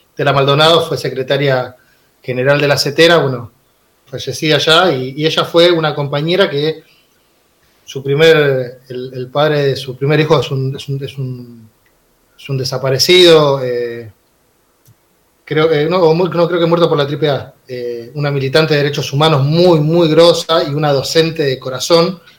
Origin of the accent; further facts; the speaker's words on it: Villa Jardín, Buenos Aires Province, Argentina; yo nací y me crié en una villa, en Villa Jardín. Eh, en una villa en el conurbano bonaerense